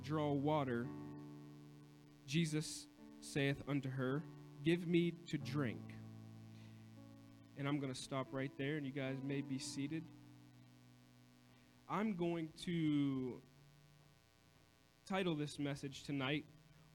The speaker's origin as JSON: {"language": "English", "town": "Coshocton", "region": "Ohio", "country": "United States", "tie": "born or raised there", "also_born_or_lived": "Cambridge, Ohio", "said": "I lived in Coshocton. I was born in Coshocton."}